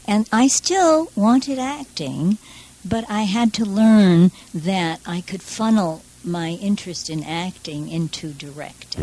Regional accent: New York City, New York, United States; I'm from Borough Park

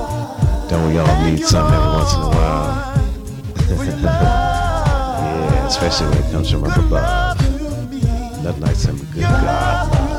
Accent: New York City area, United States; Profane, I'm from the New York City area.

